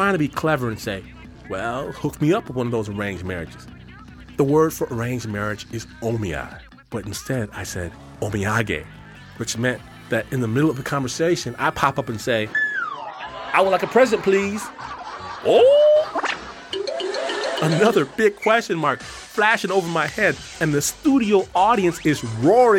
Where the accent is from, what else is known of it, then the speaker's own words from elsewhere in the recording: Detroit, Michigan, United States; moved away as an adult; now in Hikone, Japan; I'm from Detroit